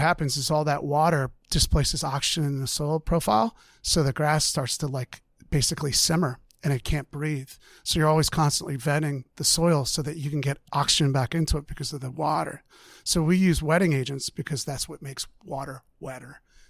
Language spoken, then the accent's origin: English; Springfield, Pennsylvania, United States; I grew up in Delaware County, Delco. Okay. Yeah, I'm a Delco kid. Springfield.